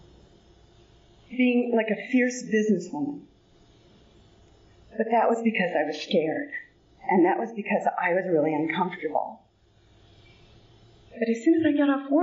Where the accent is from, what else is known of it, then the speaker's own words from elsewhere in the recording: San Bernardino, California, United States; I was born out in San Bernardino